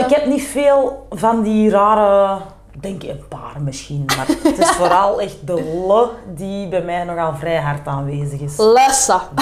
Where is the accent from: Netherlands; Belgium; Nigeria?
Belgium; Turnhout, Antwerp; accent: Kempen; Gewoon putteke kempen. Turnhout, ik woon nu ook in het huis waar mijn papa altijd is opgevoed. Dus in het huis dat mijn grootvader nog heeft gebouwd. Eh, het centrum van Turnhout, lekker campen.